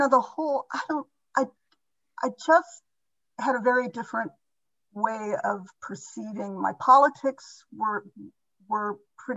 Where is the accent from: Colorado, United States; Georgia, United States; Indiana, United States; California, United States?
Indiana, United States; I was raised in Indiana, a very, very conservative